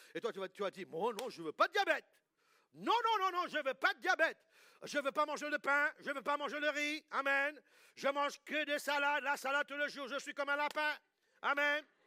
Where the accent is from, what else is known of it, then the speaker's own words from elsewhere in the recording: England, United Kingdom; moved away; also born or lived in United States; Quand j'étais petit, moi j'ai grandi en Angleterre